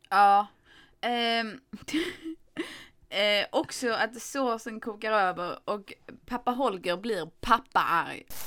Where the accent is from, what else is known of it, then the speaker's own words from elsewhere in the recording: Skåne, Sweden; Jag kommer från Skåne